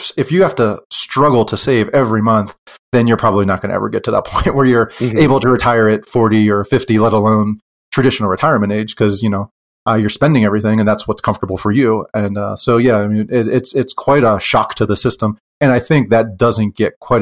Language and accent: English; Pennsylvania, United States; moved away as an adult; now in Utah, United States; I'm from Pennsylvania and we moved to Utah after I retired